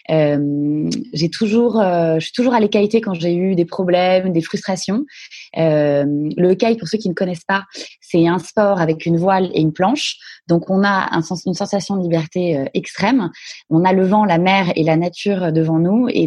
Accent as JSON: {"language": "French", "town": "Paris", "region": "Île-de-France", "country": "France", "tie": "born or raised there", "said": "moi, je suis née à Paris. Euh, j'ai vécu euh, toute mon enfance, euh, une enfance relativement calme, Paris 16e, dans des écoles privées."}